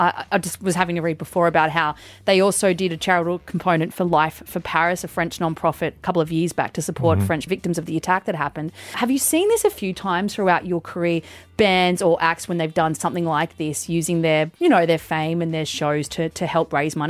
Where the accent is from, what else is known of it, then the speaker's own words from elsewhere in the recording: New Norfolk, Tasmania, Australia; I've seen some great ones out in Norfolk as That's great. I love, because that's my hometown.